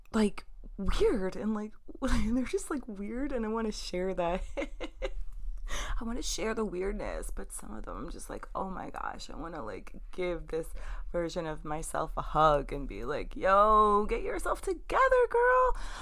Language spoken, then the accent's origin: English; New York, United States; I'm from New York.